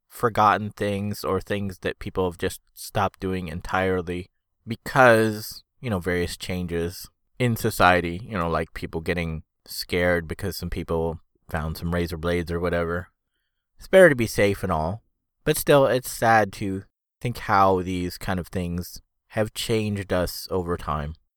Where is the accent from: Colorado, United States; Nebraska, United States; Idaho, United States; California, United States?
California, United States; Foster City; the house we had at the time where I grew up was in Foster City